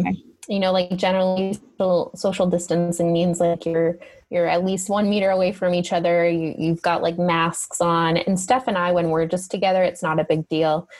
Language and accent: English; Canada; moved away as an adult; now in Italy; I'm a Canadian and I know what winter really